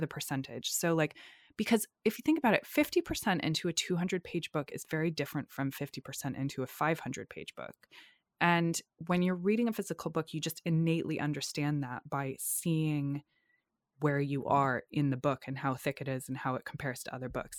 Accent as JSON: {"language": "English", "region": "North Shore of Massachusetts", "country": "United States", "tie": "born or raised there", "said": "in the area where I grew up on the North Shore of Massachusetts"}